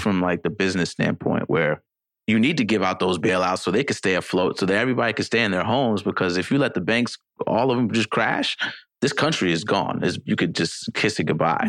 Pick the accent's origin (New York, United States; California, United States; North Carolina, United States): New York, United States; New York City; a product of growing up in the Bronx